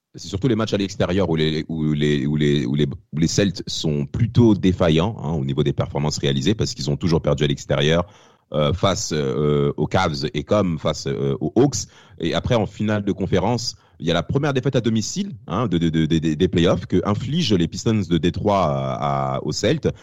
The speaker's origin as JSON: {"language": "French", "country": "France", "also_born_or_lived": "Rennes, Brittany", "said": "nous sommes français"}